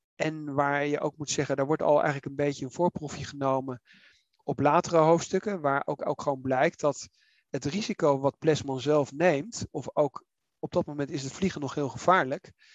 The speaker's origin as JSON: {"language": "Dutch", "town": "The Hague", "region": "South Holland", "country": "Netherlands", "tie": "born or raised there", "said": "ik ben in Den Haag opgegroeid, dus ik ken dat"}